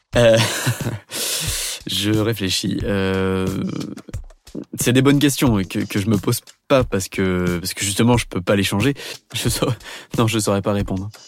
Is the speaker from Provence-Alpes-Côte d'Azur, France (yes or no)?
no; Beaujolais, Auvergne-Rhône-Alpes, France; also born or lived in Compiègne; Je suis né à Compiègne et j'ai grandi dans le Beaujolais